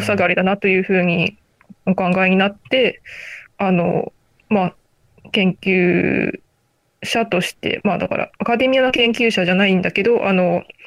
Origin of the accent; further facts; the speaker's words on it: Aichi, Japan; あ私もあの愛知県出身なので、